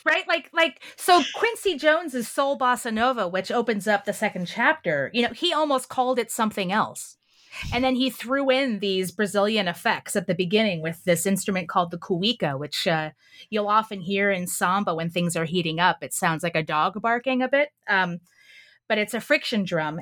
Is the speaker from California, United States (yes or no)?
yes; Southern California, United States; I grew up in Southern California in the late 20th century